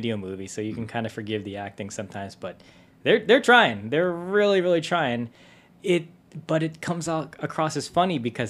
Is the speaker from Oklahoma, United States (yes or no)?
no; New York City, New York, United States; we're from New York